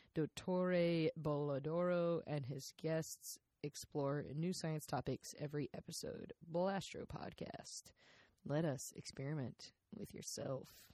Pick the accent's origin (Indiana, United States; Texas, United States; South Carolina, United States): South Carolina, United States; I'm from South Carolina.